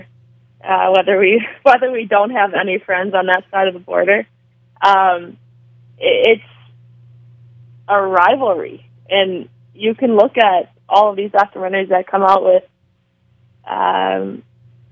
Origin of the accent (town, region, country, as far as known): United States